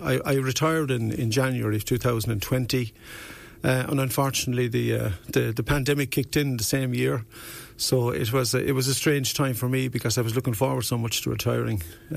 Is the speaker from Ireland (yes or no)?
yes; Youghal, Munster, Ireland; now in Wexford, Ireland; I came from Youghal, County Cork.